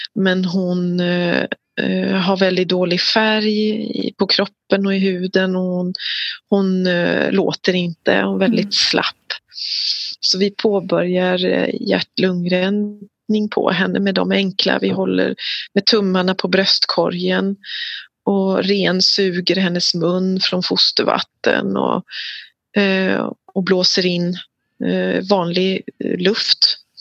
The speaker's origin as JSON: {"language": "Swedish", "country": "Sweden", "said": "jag är ju en svensk kvinna jag har fött mina barn i Sverige"}